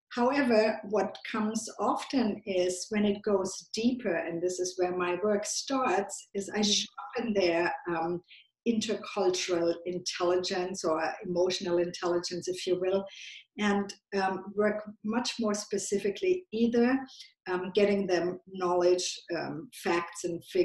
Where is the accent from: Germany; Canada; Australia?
Germany; accent: German; English is a second language; moved away as an adult; also born or lived in San Francisco / Silicon Valley; now in United States; you might hear from my accent that I grew up in Germany, so I have a German accent still a little bit, but then I've lived in the US for a long time, over 25 years.